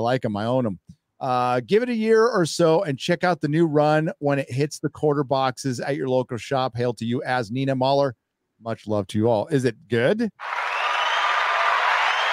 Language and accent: English; San Diego, California, United States; My San Diego Padres is a baseball team from my hometown